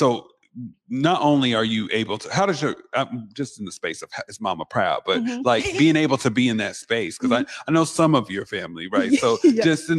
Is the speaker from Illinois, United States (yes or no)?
no; Seattle, Washington, United States; I'm from the South End though.